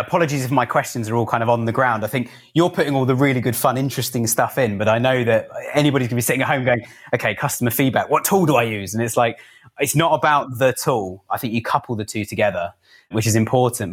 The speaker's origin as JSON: {"language": "English", "town": "Cobham", "region": "South East England", "country": "United Kingdom", "tie": "born or raised there", "said": "I grew up in Cobham in Surrey"}